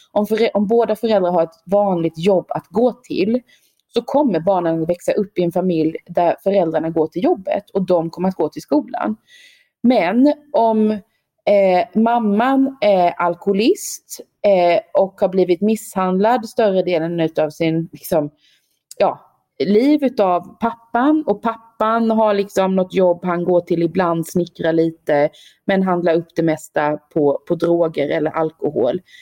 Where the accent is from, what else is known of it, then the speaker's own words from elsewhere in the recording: Sweden; moved away as an adult; also born or lived in Stockholm; now in South Africa; jag är svensk i Sydafrika